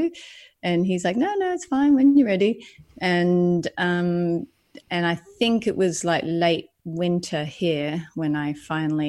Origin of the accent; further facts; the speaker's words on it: Lismore, New South Wales, Australia; moved away as an adult; also born or lived in Sydney, Australia / New York, United States; now in London, United Kingdom; I come from the Northern Rivers of New South Wales, which is, if anyone knows, is quite alternative culture. So I kind of grew up around all that hippie movement